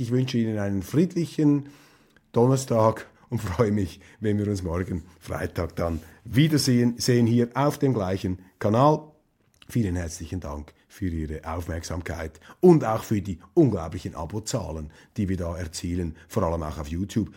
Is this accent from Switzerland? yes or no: yes; Zürcher Unterland, Zurich, Switzerland; in Walliselen oder in der, im Zürcher Unterland, wo ich aufgewachsen bin